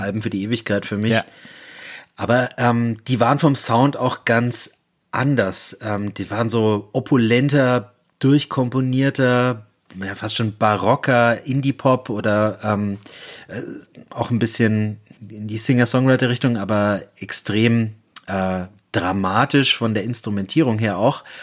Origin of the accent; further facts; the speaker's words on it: Germany; als Piefke, der ich bin